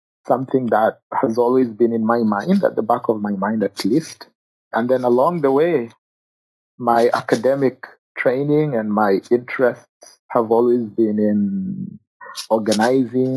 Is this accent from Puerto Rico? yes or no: no; Kenya; moved away; I grew up in Kenya. So I grew up as a refugee in Kenya.